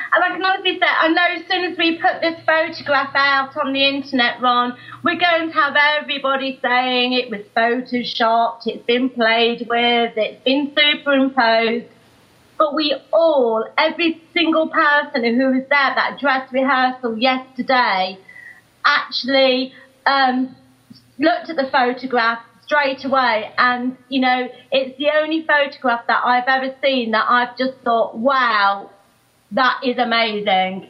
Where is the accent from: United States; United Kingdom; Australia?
United Kingdom; Nottingham, East Midlands; I'm from Nottingham